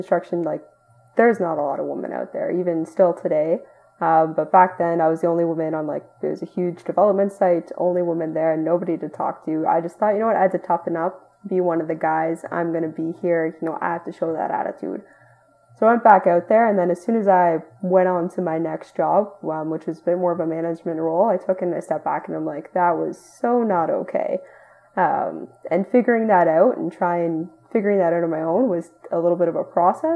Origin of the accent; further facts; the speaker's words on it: Ottawa, Ontario, Canada; I'm from Ottawa, Ontario, Canada